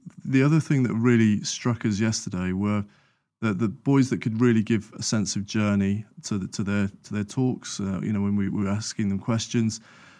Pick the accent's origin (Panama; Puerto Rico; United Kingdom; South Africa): United Kingdom; Sutton Coldfield, West Midlands; So I grew up in Sutton Coalfield, which is just north of Birmingham.